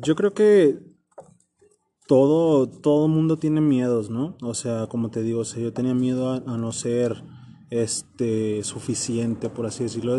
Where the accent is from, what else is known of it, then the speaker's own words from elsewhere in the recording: Zamora, Michoacán, Mexico; now in Guadalajara, Mexico; Soy de Zamora, Michoacán. Nací en Zamora, Michoacán